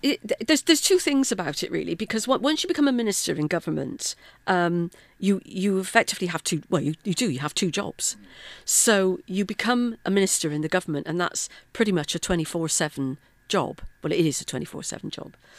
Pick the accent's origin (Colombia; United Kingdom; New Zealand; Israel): United Kingdom; Bristol, South West England; moved away as an adult; also born or lived in South Wales; now in Wales, United Kingdom; born and brought up in Bristol, um, and then came to South Wales uh, in the late eighties for work.